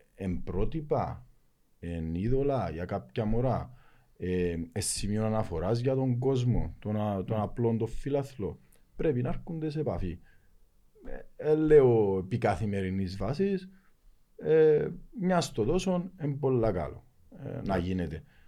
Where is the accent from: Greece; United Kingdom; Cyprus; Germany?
Cyprus; Lakatamia, Nicosia District; μεγάλωσα στη Λακατάμια